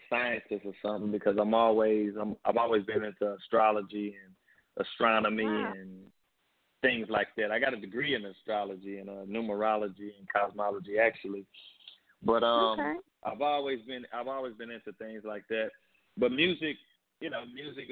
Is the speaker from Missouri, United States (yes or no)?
yes; St. Louis, Missouri, United States; That's how I talk. That's how I grew up in St. Louis